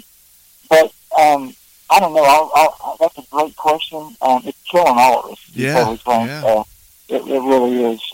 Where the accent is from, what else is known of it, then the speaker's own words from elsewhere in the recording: Southern Ohio, United States; moved away as an adult; also born or lived in Nashville; growing up in Southern Ohio, we would always listen to Grand Ole Opry